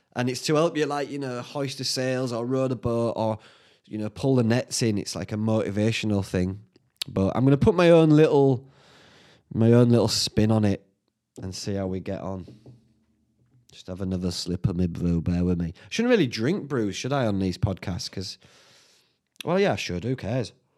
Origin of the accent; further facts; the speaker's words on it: Whitby, Yorkshire and the Humber, United Kingdom; my hometown